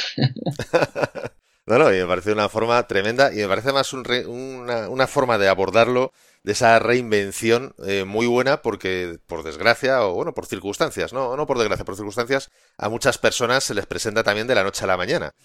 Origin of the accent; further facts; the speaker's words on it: Spain; a mí como, como español